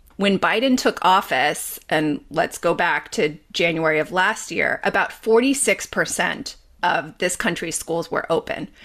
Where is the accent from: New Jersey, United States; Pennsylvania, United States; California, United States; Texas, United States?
California, United States; Los Angeles; also born or lived in Bay Area, California; I grew up in Los Angeles